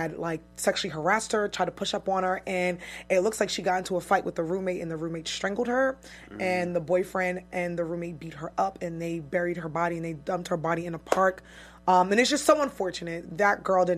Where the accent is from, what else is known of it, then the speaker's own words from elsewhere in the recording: New York City, New York, United States; I'm from Brooklyn